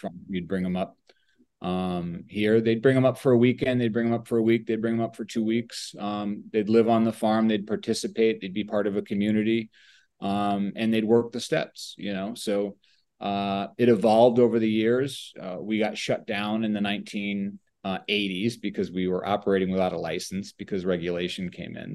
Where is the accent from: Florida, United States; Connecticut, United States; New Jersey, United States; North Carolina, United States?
Connecticut, United States; Oxford; also born or lived in Woodbury, Connecticut; I'm a Connecticut born and raised person, still live here